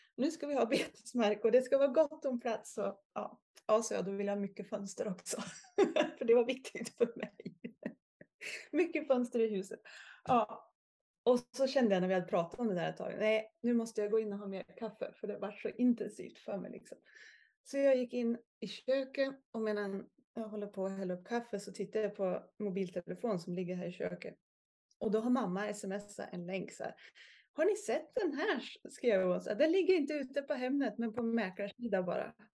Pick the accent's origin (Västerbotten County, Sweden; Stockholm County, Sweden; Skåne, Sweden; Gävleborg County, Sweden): Gävleborg County, Sweden; Järvsö; moved away as an adult; Jag födde och uppväxt i Järvsö